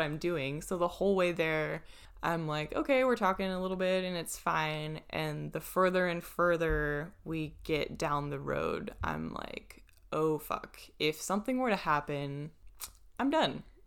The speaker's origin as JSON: {"language": "English", "country": "United States", "said": "I would say I was American"}